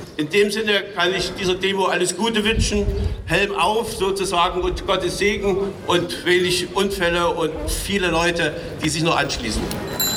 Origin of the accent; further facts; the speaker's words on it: Germany; Wir müssen als Deutsche